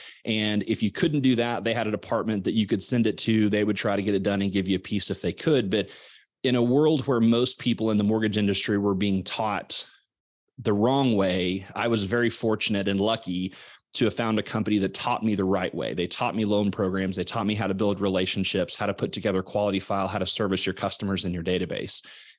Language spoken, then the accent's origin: English; Missouri, United States; You know, I grew up in Southwest Missouri. My dad was a builder. My mom was a teacher.